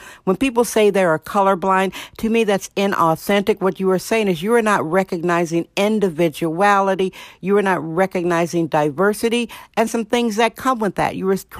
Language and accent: English; Milwaukee, Wisconsin, United States; moved away as an adult; now in San Francisco, United States; It was not long after I came out here from Milwaukee, Wisconsin.